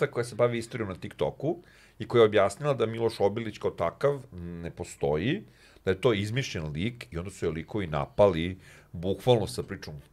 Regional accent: Serbia; ja moram to da kažem kao Srbin, ja sam ponosno sa Srbin

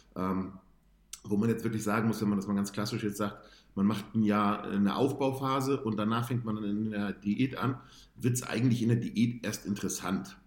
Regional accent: Hamburg, Germany; ich komme ursprünglich aus, aus Bergedorf, da habe ich damals gewohnt und habe in Bergedorf damals trainiert

